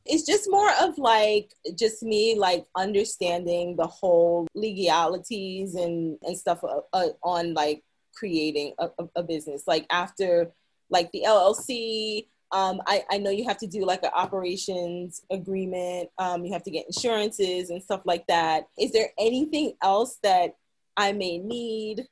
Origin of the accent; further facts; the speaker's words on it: New York City, New York, United States; moved away as an adult; also born or lived in Bronx, New York; now in Los Angeles, United States; I was born and raised in Brooklyn